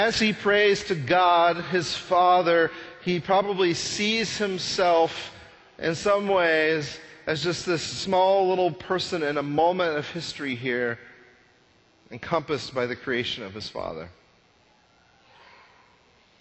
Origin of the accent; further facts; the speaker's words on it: Texas panhandle, United States; I grew up in the Texas panhandle